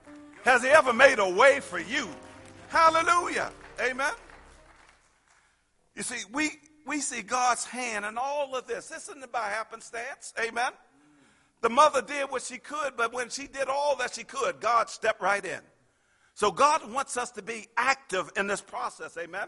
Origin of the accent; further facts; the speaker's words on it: Pittsburgh, Pennsylvania, United States; I grew up in Pittsburgh and everybody worked for the steel mills, amen.